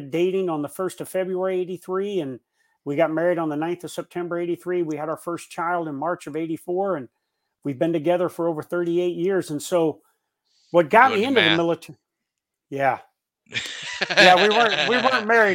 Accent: Davenport, Iowa, United States; I grew up in Davenport, Iowa, Quad Cities, USA

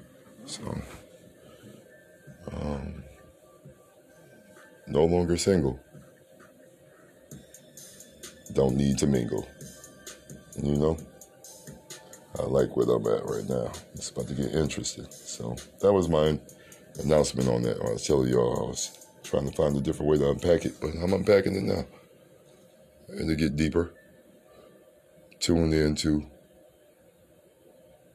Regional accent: Cleveland, Ohio, United States; I'm from Cleveland, Ohio

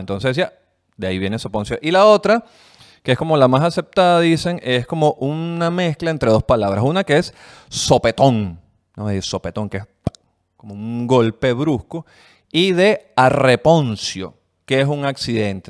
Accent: Venezuela; now in Chile; los venezolanos, somos como los chinos, los nuevos chinos

